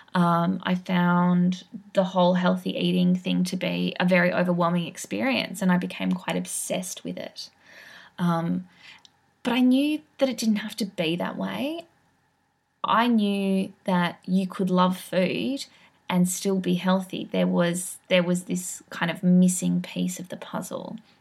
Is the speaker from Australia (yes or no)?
yes; Sydney, New South Wales, Australia; I grew up in Sydney